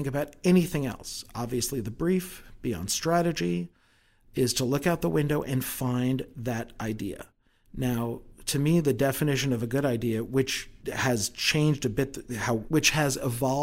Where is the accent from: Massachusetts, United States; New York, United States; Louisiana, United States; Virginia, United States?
New York, United States; moved away; I'm from New York originally